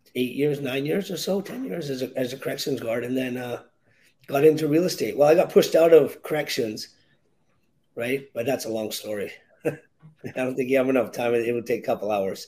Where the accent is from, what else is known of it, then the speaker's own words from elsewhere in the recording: Victoria, British Columbia, Canada; also born or lived in Williams Lake, British Columbia; I was uh, born and raised in Victoria, BC, in Canada